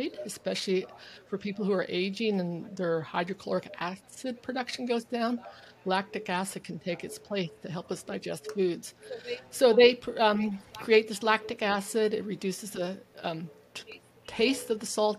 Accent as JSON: {"language": "English", "region": "California", "country": "United States", "tie": "born or raised there", "also_born_or_lived": "Germany / Texas", "moved": "as an adult", "lives_now": "Vancouver Island, Canada", "said": "I was born and raised in California"}